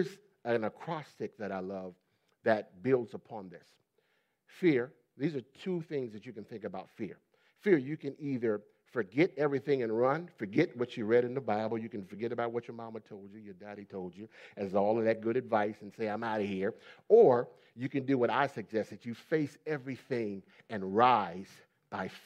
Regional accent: Ohio, United States; also born or lived in Pennsylvania; I grew up in the Middle East, stern part of the United States, Ohio. I was born in Pennsylvania, but raised in Ohio

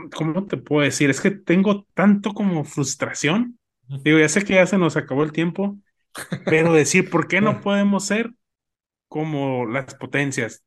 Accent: Mexico; como mexicanos somos

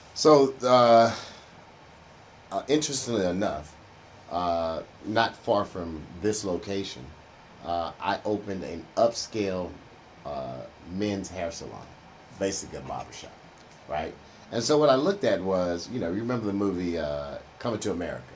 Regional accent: Houston, Texas, United States; I grew up in Third Ward. I'm a Third Ward born and raised brother

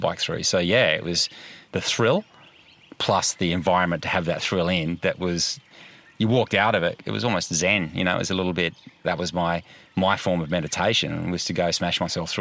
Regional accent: South Australia, Australia; moved away as an adult; now in Margaret River, Australia; I grew up in South Australia and I was working initially down in McLaren Vale.

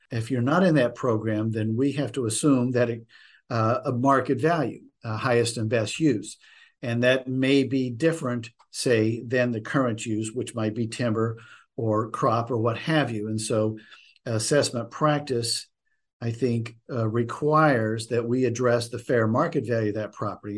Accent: West Virginia, United States; moved away as an adult; also born or lived in New England; now in Gloucester County, United States; my home state of West Virginia

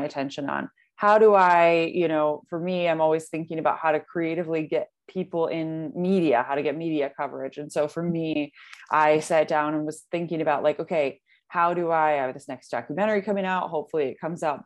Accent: Detroit, Michigan, United States; also born or lived in Washington, D.C.; come back to my home, come back to Michigan, move back to Detroit

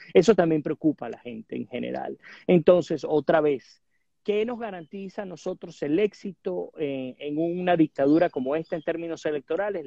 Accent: Venezuela; nosotros como venezolanos

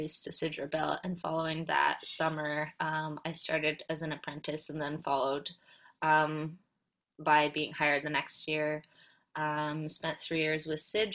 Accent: Poland; I was born and raised in Poland

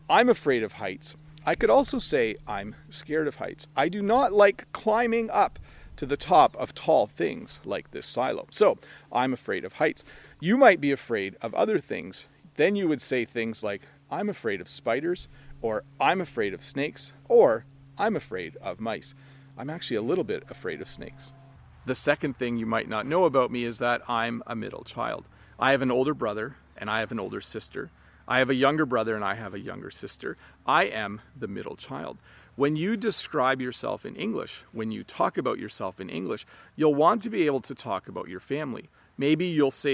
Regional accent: Canada; I was born in Canada, but my family is originally from Holland. I am the son of immigrant parents.

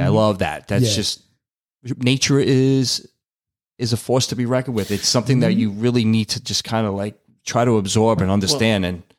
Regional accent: New York City, New York, United States; a couple of girls that I knew who were twins growing up in Brooklyn.

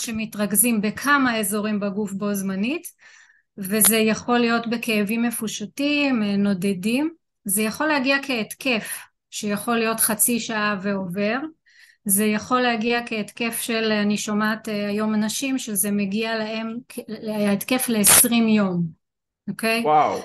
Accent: Rishon LeZion, Central District, Israel; אני אה, מראשון לציון.

